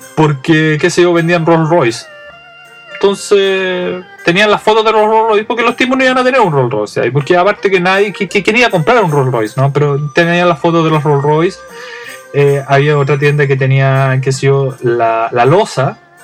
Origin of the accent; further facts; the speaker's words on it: Santiago, Santiago Metropolitan Region, Chile; now in Japan; yo vengo de Santiago